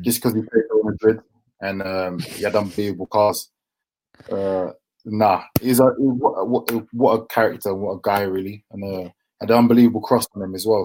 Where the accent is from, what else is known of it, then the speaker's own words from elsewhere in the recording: London, United Kingdom; we grew up in Deptford, Lewisham, so it's quite near the Millwall area